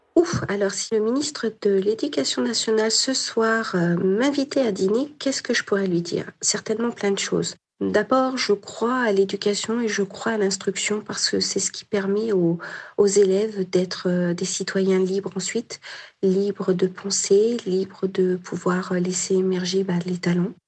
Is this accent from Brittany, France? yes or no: no; Nord-Isère, Auvergne-Rhône-Alpes, France; Je suis noriséroise, j'ai grandi dans le Norisère